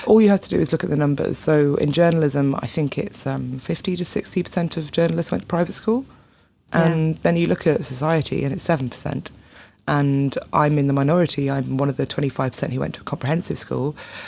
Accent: Wales, United Kingdom; moved away as an adult; also born or lived in England; Yeah, I grew up in Wales. I've got lots of family in Northern Ireland. So kind of I moved to England to go to university and that was a bit of a culture shock.

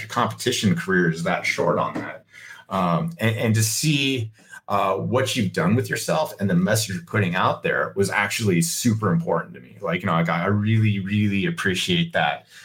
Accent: United States; I'm an American

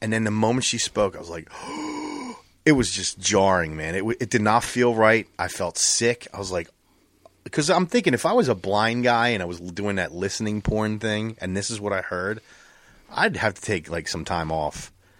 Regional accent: New Jersey, United States; born there; I'm a Cowboys fan, but I was born in Jersey.

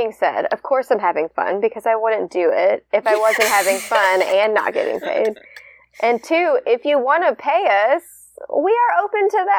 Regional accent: Midwest, United States; I can say that I'm from the Midwest

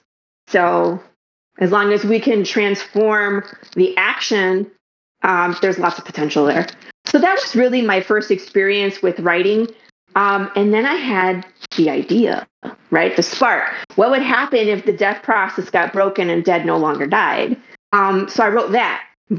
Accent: Detroit, Michigan, United States; also born or lived in California; now in Dallas, United States; So I am originally from Detroit, Michigan. Moved around a couple times, lived in California, went back to Michigan, and now we're in Dallas, Texas area.

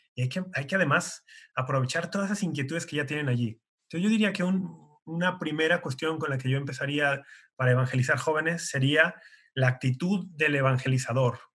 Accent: Guadalajara, Jalisco, Mexico; soy tapatío de Guadalajara, México

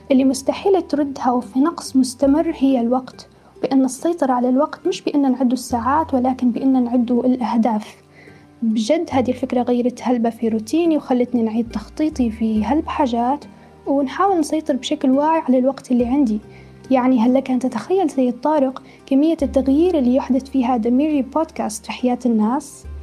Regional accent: Libya; أبرز الجانب الجميل والإيجابي لينا كليبيين

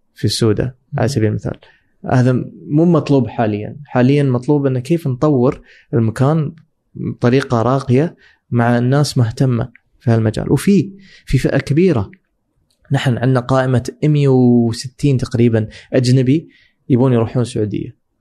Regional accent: Dubai, United Arab Emirates; انا من دبي

